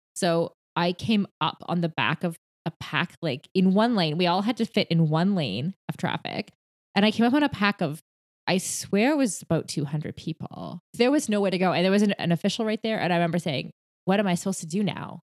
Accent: Canada; I'm Canadian

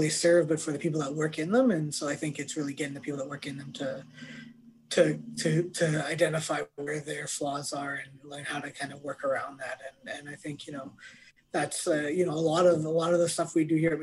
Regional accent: Canada; as a Canadian

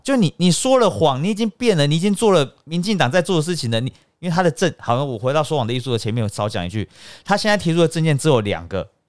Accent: Taiwan

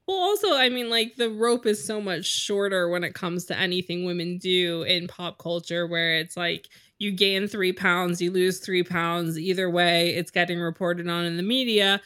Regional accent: United States; we're American

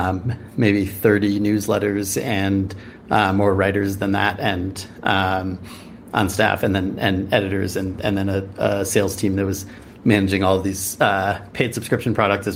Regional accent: Chicago, Illinois, United States; also born or lived in San Francisco, California; now in Bend, United States; I grew up in Chicago and then lived in San Francisco for almost 10 years, and then just moved up to Bend.

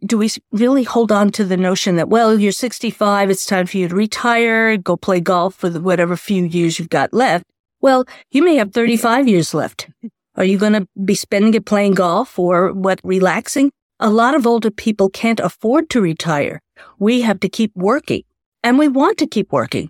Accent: New York City, New York, United States; I grew up in New York City

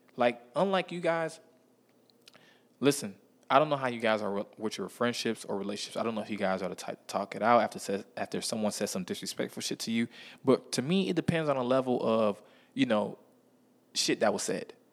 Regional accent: Miami, Florida, United States; I'm from Miami, Florida

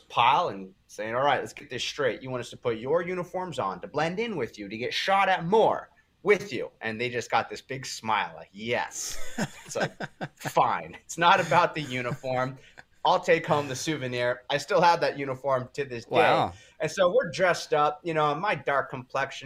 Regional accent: Huntington Beach, California, United States; my hometown, Huntington Beach, California

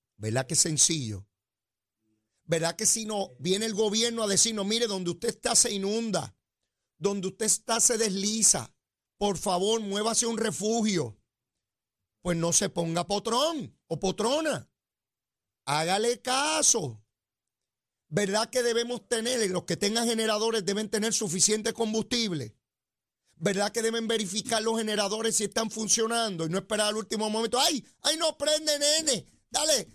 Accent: San Juan, Puerto Rico; yo soy criado a mano ahí en Capetillo, y Río Piedra

